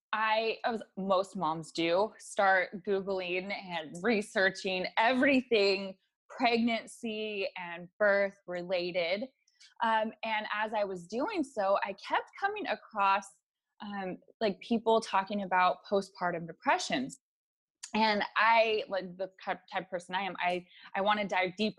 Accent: California, United States; I born and raised in California

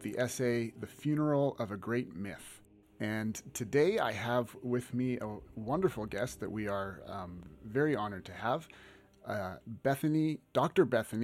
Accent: Alberta, Canada; also born or lived in Lethbridge; we are from the same province, which is Alberta

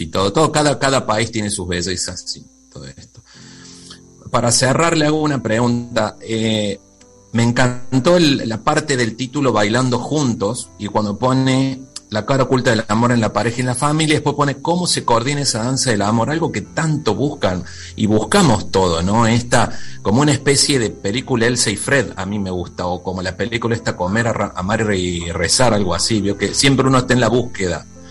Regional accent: Córdoba, Argentina; also born or lived in Mendoza

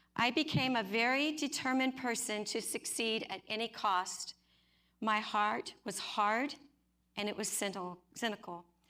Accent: Oklahoma, United States; I grew up in Oklahoma

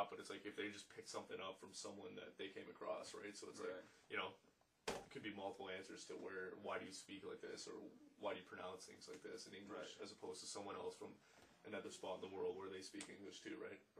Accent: Canada; we're actually Canadian.

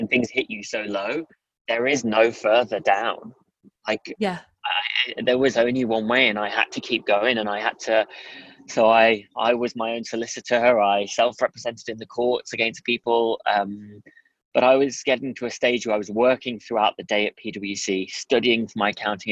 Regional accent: Durham, North East England, United Kingdom; also born or lived in the Midlands; I kind of moved from the Midlands up to Durham

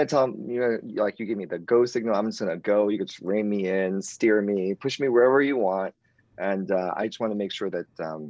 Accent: New York City, New York, United States; You're from Queens, like I'm from Queens, and it was just how we are. We're just made in Queens.

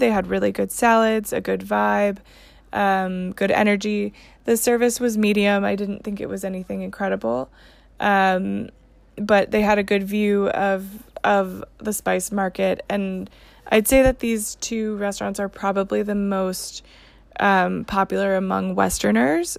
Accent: Texas, United States; I'm from Texas

